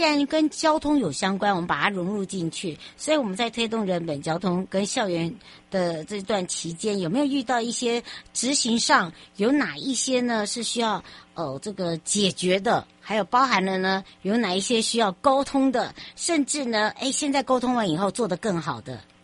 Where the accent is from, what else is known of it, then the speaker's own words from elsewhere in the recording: Miaoli County, Taiwan; 像我自己，我妈妈是苗栗人，我们我们从小也是在外婆家长大